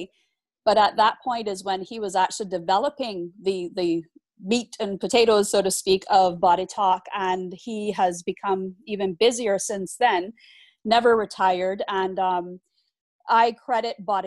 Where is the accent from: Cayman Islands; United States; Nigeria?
Cayman Islands; we are a British overseas territory